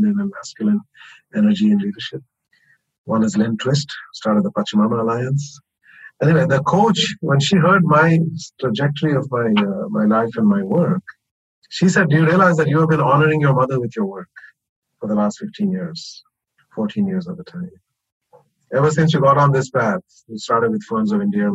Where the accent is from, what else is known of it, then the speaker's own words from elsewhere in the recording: India; I come from India, which is a very feudal, you know, sort of patriarchal culture